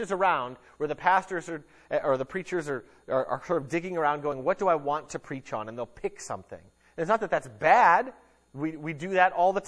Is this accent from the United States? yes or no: yes; United States; us as American Christians